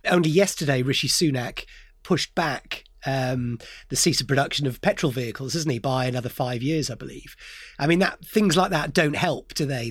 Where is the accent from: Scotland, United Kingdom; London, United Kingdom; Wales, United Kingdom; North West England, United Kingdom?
Wales, United Kingdom; Gower, South; I grew up in the Gower, South Wales, and I remember wearing wetsuits when I was a kid